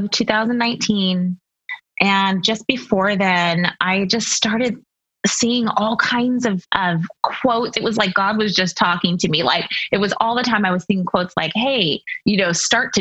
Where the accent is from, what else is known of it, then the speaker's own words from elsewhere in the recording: Seattle, Washington, United States; moved away as an adult; also born or lived in Texas; now in Ohio, United States; We're from Seattle, born and raised in Seattle and Washington State, and then lived in Texas for 6 years, and then recently moved to Ohio.